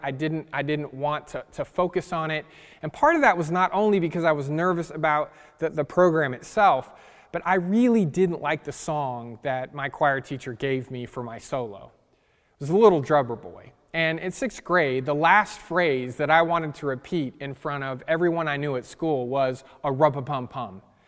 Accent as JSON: {"language": "English", "region": "California", "country": "United States", "tie": "born or raised there", "said": "I grew up in California"}